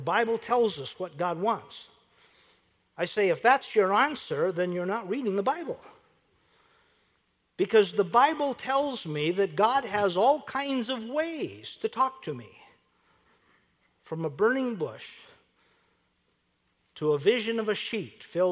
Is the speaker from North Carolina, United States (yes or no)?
no; Williston, North Dakota, United States; I grew up in Williston, North Dakota, so my idea of a great time was to get 50 cents and go into Williston, 18 miles away